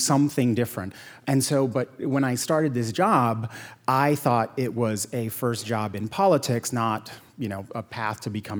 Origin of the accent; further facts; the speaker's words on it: Puerto Rico; moved away as an adult; also born or lived in Yale (New Haven, Connecticut); now in United States; growing up in Puerto Rico, my parents were strict.